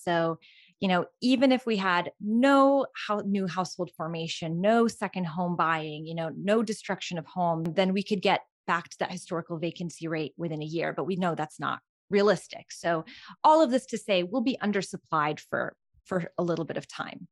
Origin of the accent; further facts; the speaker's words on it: Albania; moved away; I was born and raised in Albania